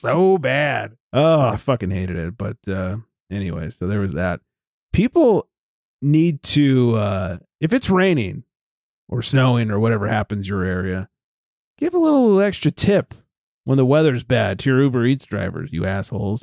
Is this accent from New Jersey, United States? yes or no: no; Southern California, United States; Growing up in Southern California